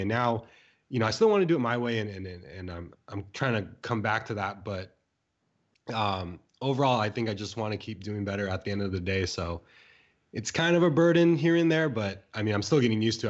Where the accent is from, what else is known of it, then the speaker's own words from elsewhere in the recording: San Diego, California, United States; moved away as an adult; also born or lived in Bay Area, California; now in San Francisco Bay Area, United States; I grew up in San Diego, California, um, for about, like, twenty years, moved out, went to school in the Bay Area